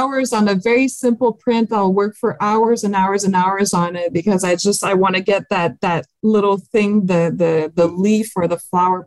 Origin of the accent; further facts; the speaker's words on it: France; accent: French; my French accent